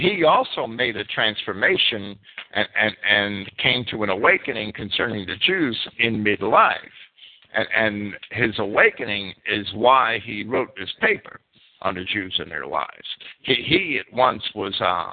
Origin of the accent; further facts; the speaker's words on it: New Jersey, United States; I grew up in North Jersey and spent a lot of time in downtown Manhattan when I was a kid